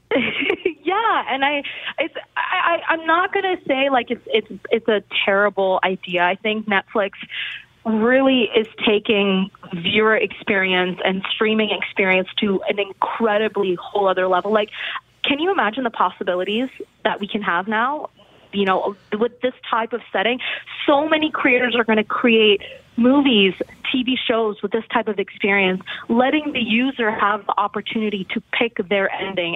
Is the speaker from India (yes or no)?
yes; India; I'm Indian. I'm Indian